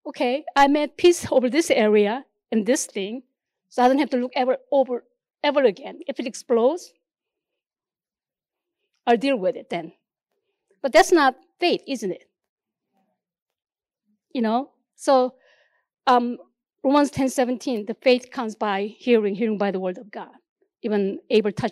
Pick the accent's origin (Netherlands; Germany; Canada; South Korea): South Korea; English is a second language; moved away; the nation that I came from, there's like this place called DMZ, Demilitarized Zone